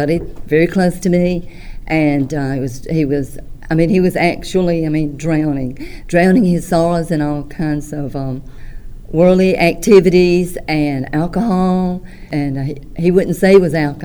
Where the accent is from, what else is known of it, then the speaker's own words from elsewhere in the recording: Tuscaloosa, Alabama, United States; also born or lived in Vernon, Alabama / Columbus, Mississippi; I'm from Vernon, Alabama. Was raised in Tuscaloosa, Alabama